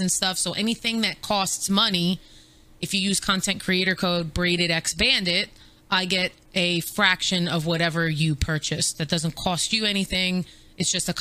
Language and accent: English; New York, United States; I'm from New York. I'm Italian.